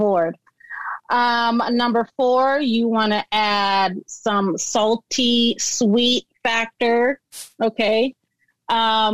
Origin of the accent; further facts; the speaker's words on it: Sacramento, California, United States; also born or lived in Oakland, California; we came to Sacramento when I was, I don't know, 5 or 6